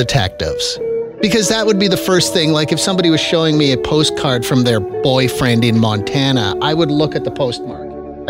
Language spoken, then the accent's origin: English; Regina, Saskatchewan, Canada; I was born in Regina